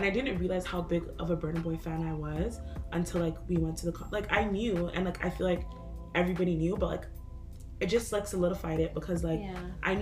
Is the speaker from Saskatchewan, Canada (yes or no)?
no; Toronto, Ontario, Canada; As an African person growing up in Toronto